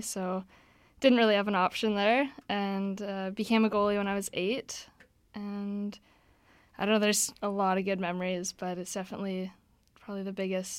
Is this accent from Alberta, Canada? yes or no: no; Manitoba, Canada; moved away as an adult; now in Vancouver, Canada; I'm in my fourth year at UBC. I'm studying kinesiology, originally from Manitoba